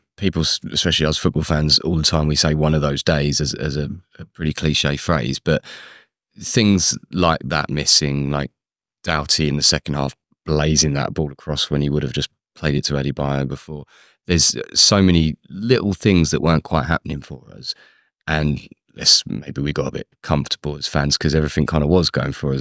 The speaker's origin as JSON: {"language": "English", "region": "London", "country": "United Kingdom", "tie": "born or raised there", "also_born_or_lived": "Luton", "said": "I was born in Luton, but grew up in London"}